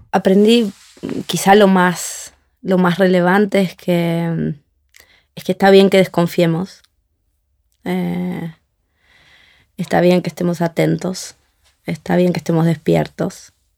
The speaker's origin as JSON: {"language": "Spanish", "country": "Argentina", "said": "nosotros como argentinos"}